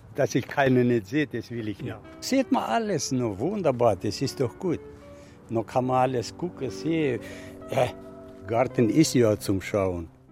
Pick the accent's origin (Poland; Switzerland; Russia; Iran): Russia; Siberia; also born or lived in Northern Germany; now in Germany; Ich komme aus Sibirien